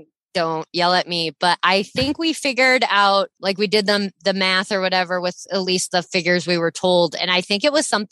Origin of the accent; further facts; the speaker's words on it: Midwest, United States; I grew up in the Midwest